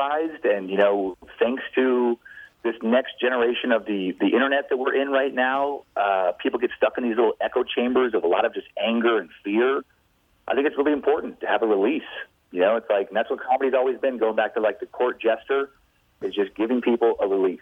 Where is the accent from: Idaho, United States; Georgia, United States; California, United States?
Idaho, United States; Riggins; I grew up in Riggins, Idaho. It's central Idaho. It's about 400 people.